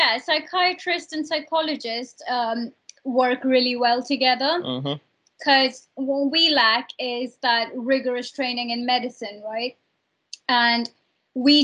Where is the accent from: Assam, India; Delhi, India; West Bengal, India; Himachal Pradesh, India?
West Bengal, India; Kolkata; I'm from Kolkata.